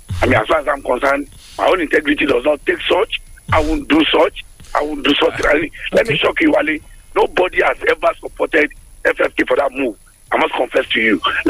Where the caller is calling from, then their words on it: Abeokuta, Ogun State, Nigeria; I'm calling from the People's Parliament in Abeokuta.